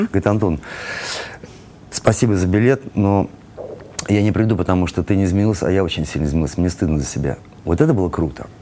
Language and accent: Russian; Saint Petersburg, Russia; moved away; мы же из Питера все